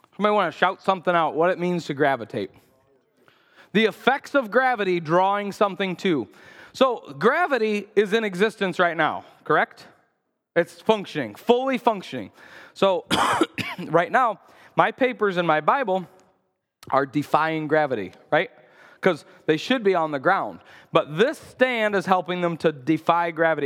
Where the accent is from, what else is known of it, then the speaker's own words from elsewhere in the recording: United States; as American Christians